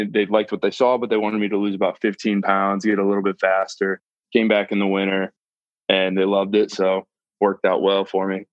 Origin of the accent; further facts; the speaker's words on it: Akron, Ohio, United States; I'm actually from Akron, Ohio